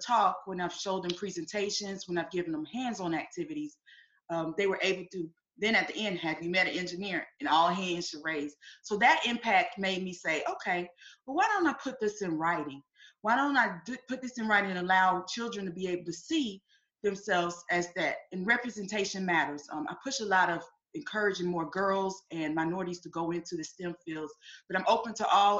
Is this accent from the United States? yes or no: yes; Winston-Salem, North Carolina, United States; now in Columbia, United States; I'm originally from Winston-Salem, North Carolina. I'm here in Columbia, South Carolina